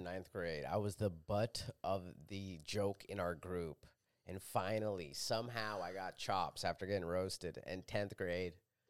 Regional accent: Vancouver, British Columbia, Canada; the one I grew up with in Vancouver in Catholic school.

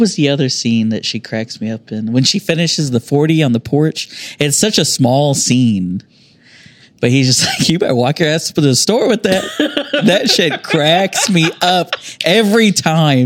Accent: United States; I grew up down on the South Side

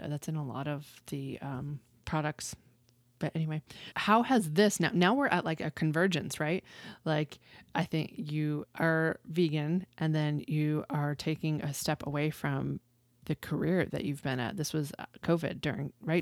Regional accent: Western Massachusetts, United States; now in Texas, United States; I grew up in Western Massachusetts

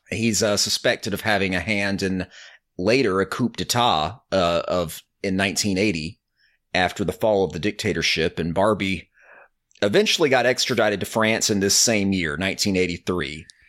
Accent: Alabama, United States; I'm from Alabama

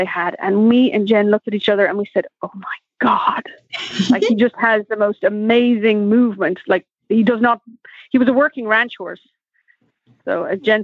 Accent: Dublin, Leinster, Ireland; moved away as an adult; also born or lived in Kentucky; now in United States; So I'm from Ireland. I was born and raised in Dublin.

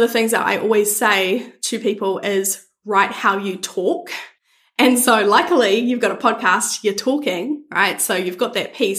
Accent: New Zealand; I'm from New Zealand

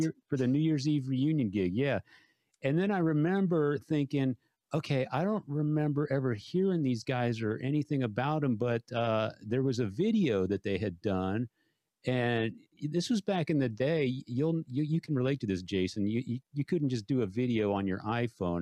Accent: San Antonio, Texas, United States; 3,000 of my hometown friends

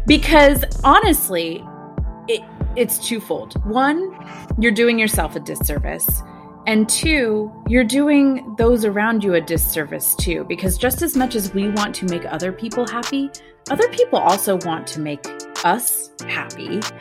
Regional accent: Southern California, United States; I grew up in Southern California, raised in a middle class family

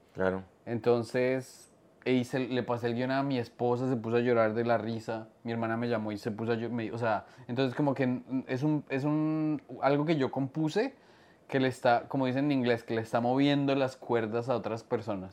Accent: Colombia; now in New York, United States

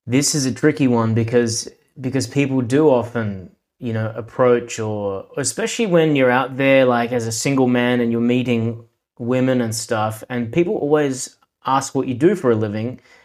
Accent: Adelaide, South Australia, Australia; accent: Australian; I was born in Adelaide, South Australia, and here I have since lived

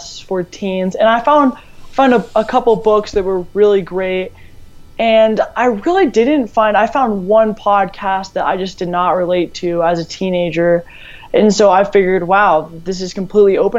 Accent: Colorado, United States; I'm from Colorado

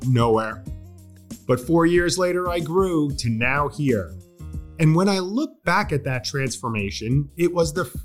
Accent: Long Island, New York, United States; accent: Long Island; moved away; also born or lived in Virginia; I thought I was going to soften my Long Island accent

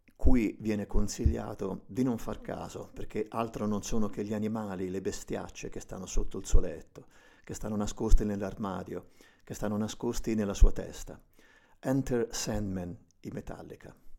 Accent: Tuscany, Italy; accent: Tuscan; vengo dalla Toscana, per cui tutte le C e le G sono strascicate

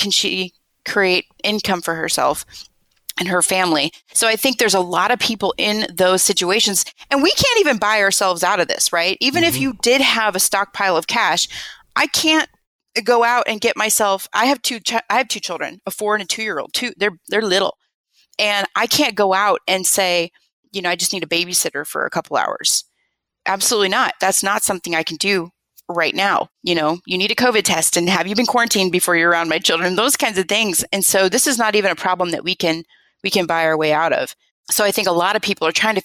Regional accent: Nebraska, United States; moved away as an adult; also born or lived in San Diego; We grew up in Nebraska together.

